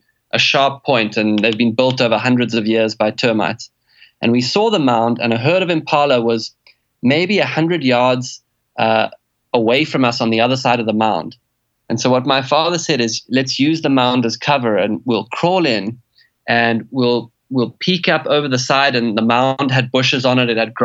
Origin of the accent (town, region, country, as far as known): South Africa